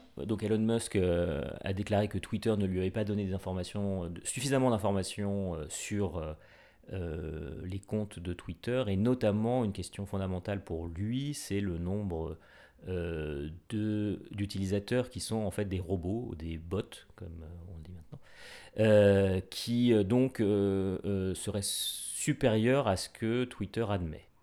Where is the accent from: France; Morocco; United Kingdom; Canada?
France; on est français